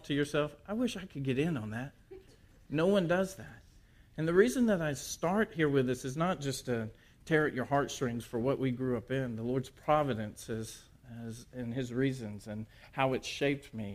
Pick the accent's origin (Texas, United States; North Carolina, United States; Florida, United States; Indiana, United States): Texas, United States; Port Arthur; moved away; also born or lived in Louisiana; I was born in Port Arthur, Texas